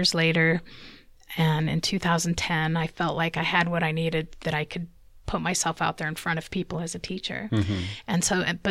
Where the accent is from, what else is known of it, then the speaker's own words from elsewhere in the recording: Omaha, Nebraska, United States; moved away as an adult; now in Utah, United States; In Omaha, Nebraska. Mm-hmm. So that was most of my life there, about 23, 24 years.